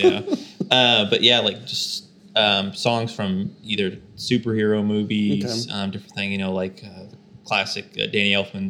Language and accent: English; McLoud, Oklahoma, United States; We grew up in McLeod